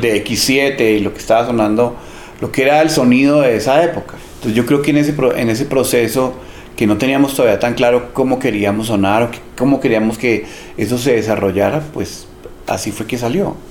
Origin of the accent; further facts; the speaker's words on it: Bogotá, Colombia; Yo crecí en Teusaquillo